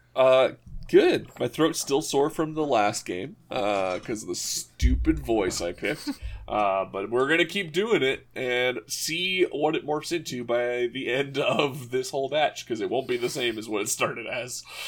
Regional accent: Canada; Canada is not exactly known for our coffee pedigree

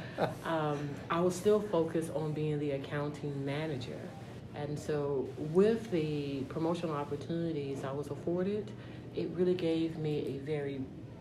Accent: Pelham, Georgia, United States; I am from a very small town called Pelham, Georgia. And being raised in a small town

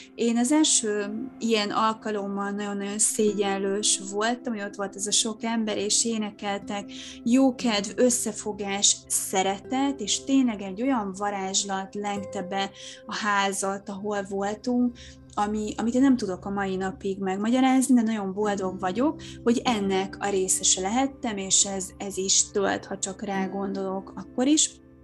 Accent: Hungary; now in Budapest, Hungary; én nem tőzsgyökeres fővárosig vagyok, hanem én vidéken nőttem fel

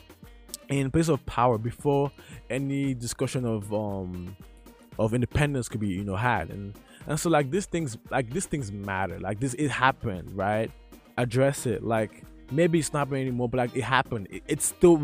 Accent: Nigeria; moved away; This is my home country.

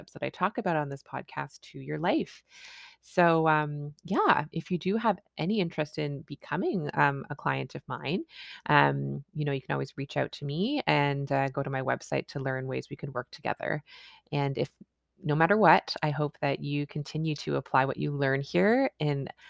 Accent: Canada; I'm a Canadian family physician

